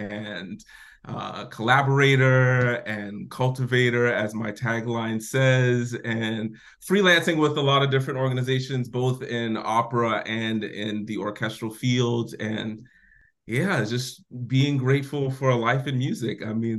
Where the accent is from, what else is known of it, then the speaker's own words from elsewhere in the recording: Georgetown, South Carolina, United States; I am from Georgetown, South Carolina, in the good old low country. I currently work, my title is creative partner and principal conductor of the Knox Galesburg Symphony in Galesburg, Illinois